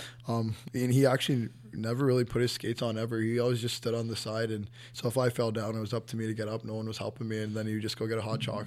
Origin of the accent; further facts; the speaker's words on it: Toronto, Ontario, Canada; Born and raised in Scarborough, Ontario